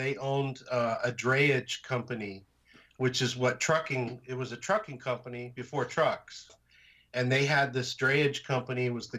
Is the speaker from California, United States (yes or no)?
yes; San Jose, California, United States; also born or lived in San Francisco; In San Jose. I was born in San Francisco.